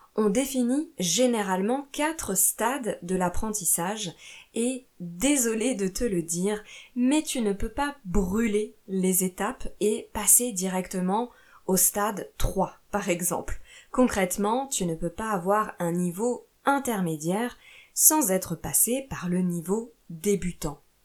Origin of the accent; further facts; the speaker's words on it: France; also born or lived in Italy / Portugal / Brazil; je suis professeure de français chez moi en France, mais j'ai aussi vécu en Italie, au Portugal et au Brésil